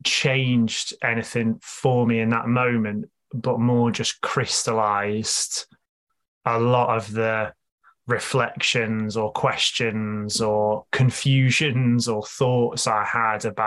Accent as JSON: {"language": "English", "town": "Stoke-on-Trent", "region": "West Midlands", "country": "United Kingdom", "tie": "born or raised there", "said": "growing up for me, I grew up in Stoke"}